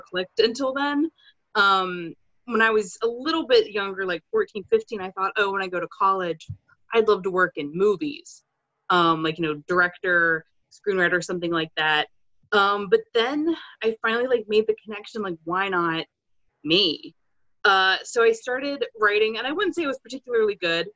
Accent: Maryland, United States; moved away as an adult; now in Pennsylvania, United States; I spent most of my life there

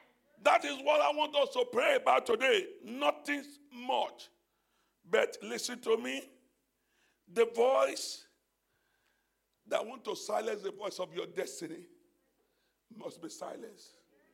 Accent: Nigeria; Let me leave Nigeria. You know, I came from Nigeria. I went to Dubai.

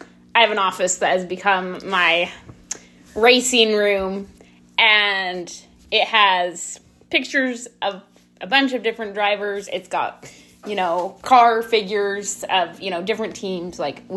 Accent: Utah, United States; born there; now in Idaho, United States; Yeah, so I was born in Utah. My family's moved back and forth between Utah and Idaho multiple times. Family loves moving. But last little bit, we've been up here in Idaho.

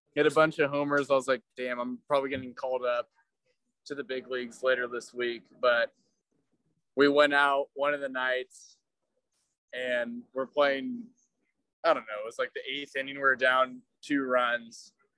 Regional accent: Chico, California, United States; I grew up in Chico.

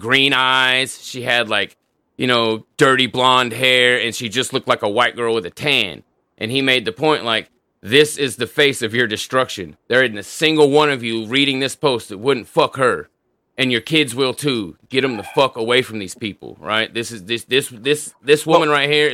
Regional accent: Tulsa, Oklahoma, United States; the place I grew up in Tulsa when I was a kid. So I lived in this certain side of town from the time I was like 7 years old until just before I turned 17.

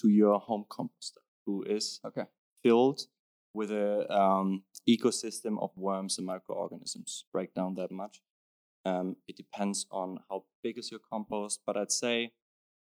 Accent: Hamburg, Germany; moved away as an adult; now in Copenhagen, Denmark; I come from Hamburg, like big northern city in Germany

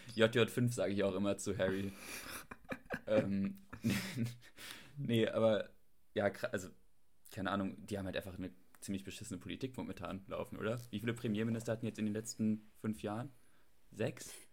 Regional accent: Germany

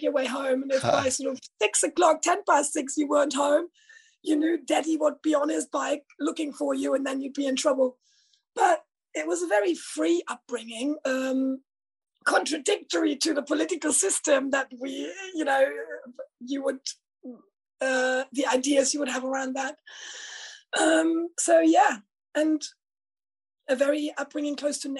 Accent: East Germany, Germany; now in United Kingdom; I'm originally from Germany. I actually grew up in socialist East Germany as a child, in a very rural area.

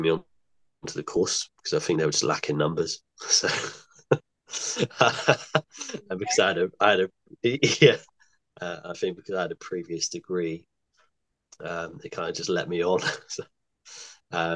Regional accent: Exeter, South West England, United Kingdom; also born or lived in Bristol; I'm from Exeter. I've recently moved back, I was living in Bristol last year

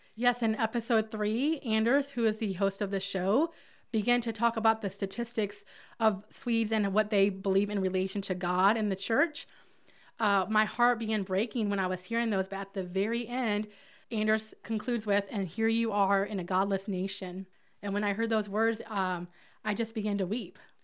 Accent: Hamilton, Alabama, United States; I'm from Hamilton, Alabama, where I'm a part of the Ramp

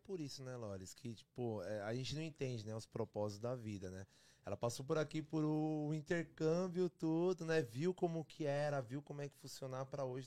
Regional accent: São Bernardo do Campo, São Paulo, Brazil; now in Toronto, Canada; sou de São Paulo, São Bernardo do Campo, ABC Paulista. Vivo aqui em Toronto

